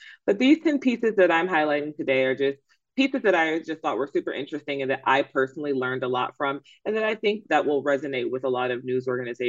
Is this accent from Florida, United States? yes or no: no; Atlanta, Georgia, United States; this is my hometown newspaper. I am from Atlanta. I am an ATLian